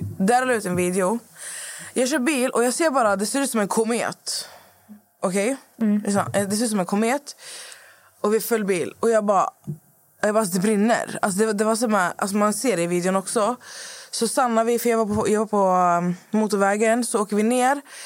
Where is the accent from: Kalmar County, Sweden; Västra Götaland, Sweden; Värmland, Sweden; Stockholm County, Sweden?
Västra Götaland, Sweden; Skövde; moved away; när jag var hemma i Skövde förra veckan när mamma fyllde år